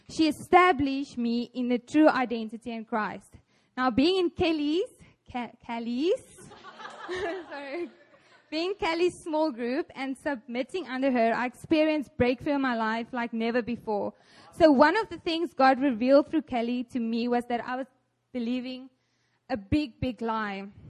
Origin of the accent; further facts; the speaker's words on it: South Africa; moved away as an adult; now in South Korea; I'm from South Africa